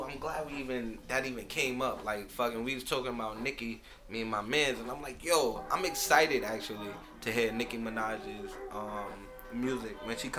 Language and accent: English; New York City, New York, United States; I'm from Southside. I love Southside.